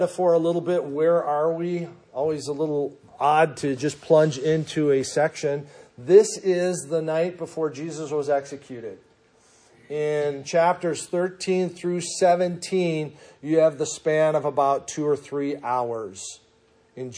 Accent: Minnesota, United States; moved away; growing up in Minnesota

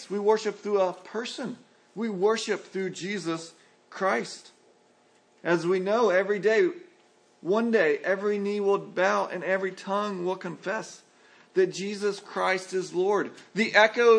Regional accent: San Antonio, Texas, United States; moved away; grew up in San Antonio

